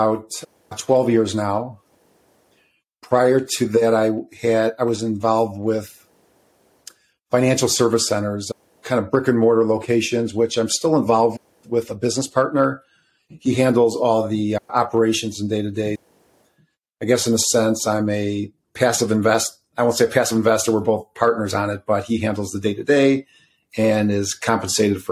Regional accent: suburbs of Chicago, Illinois, United States; I'm from Illinois, by the way, suburbs of Chicago

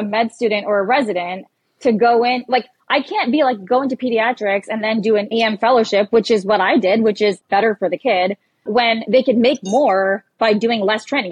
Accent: Canada; moved away as an adult; now in New York, United States; I'm Canadian

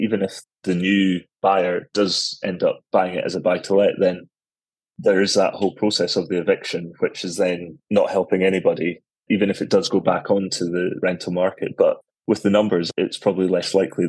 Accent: Edinburgh, Scotland, United Kingdom; moved away as an adult; now in Hong Kong; I'm from Edinburgh, so that's the reason why I've kind of stuck there so far

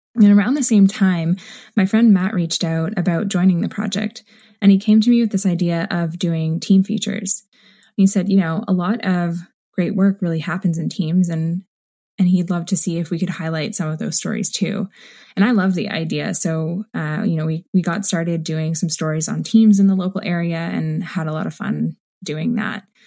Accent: Waterloo, Ontario, Canada; my hometown of Waterloo, Ontario

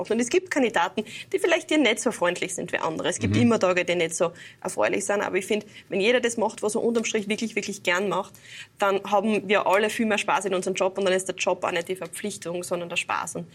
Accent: Graz, Styria, Austria; Und ich als Grazerin habe dann doch immer ein bisschen eine Anreise zu den diversen Seen.

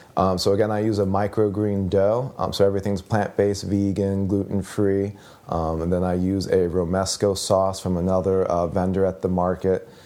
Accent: Chicago, Illinois, United States; I'm from the Chicagoland area, but it's two one nine

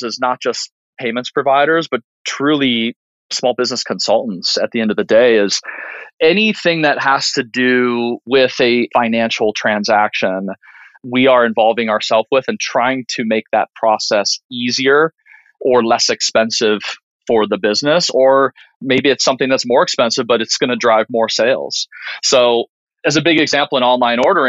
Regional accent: Minnesota, United States; when I grew up in Minnesota

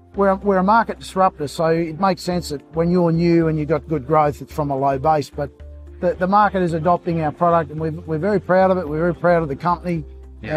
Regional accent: Queensland, Australia; I'm a Queenslander

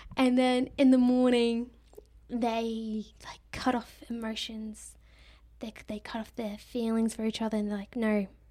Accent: Australia; I'm Australian. I understand that us Australians do pronounce words differently to the rest of the world

